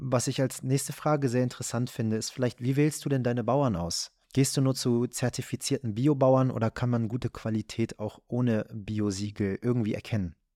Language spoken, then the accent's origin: German; Germany; Ich bin hier in Deutschland geboren